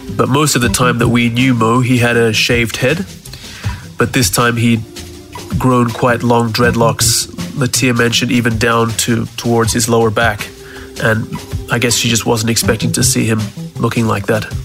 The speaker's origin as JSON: {"language": "English", "town": "Townsville", "region": "Queensland", "country": "Australia", "tie": "born or raised there", "moved": "yes", "lives_now": "Switzerland", "said": "Growing up in Townsville until the age of about 11"}